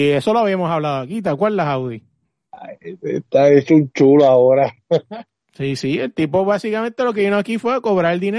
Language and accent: Spanish; Argentina; Ah, bueno, pues eso es, pues somos argentinos.